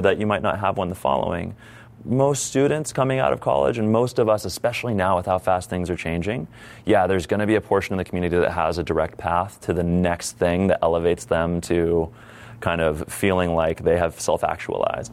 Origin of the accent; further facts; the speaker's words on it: San Diego, California, United States; my hometown that is San Diego